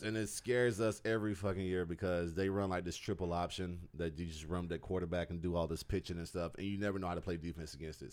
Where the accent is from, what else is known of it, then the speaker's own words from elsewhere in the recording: Georgia, United States; I'm from, like, Georgia in the U S.